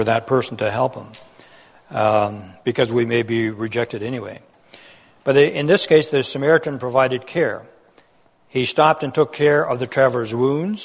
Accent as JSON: {"language": "English", "country": "Netherlands", "tie": "born or raised there", "moved": "yes", "said": "I was born in Holland during that war in an occupied country"}